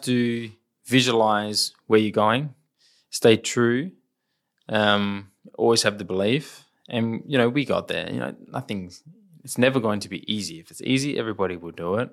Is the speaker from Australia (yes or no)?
yes; Adelaide, South Australia, Australia; we're from Adelaide